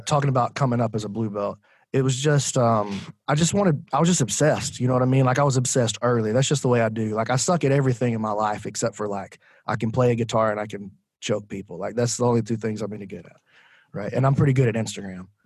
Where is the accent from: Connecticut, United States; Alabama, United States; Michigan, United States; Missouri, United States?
Alabama, United States; Decatur; I'm from Decatur, Alabama